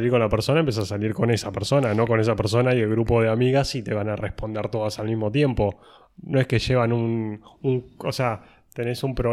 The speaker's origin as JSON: {"language": "Spanish", "town": "Mar del Plata", "region": "Buenos Aires Province", "country": "Argentina", "said": "yo respondo que soy marplatense."}